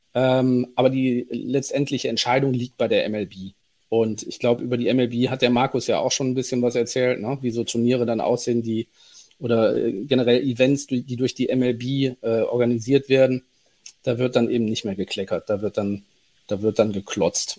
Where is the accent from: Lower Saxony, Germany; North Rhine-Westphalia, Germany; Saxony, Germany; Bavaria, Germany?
North Rhine-Westphalia, Germany; Cologne; ich bin gebürtiger Kölner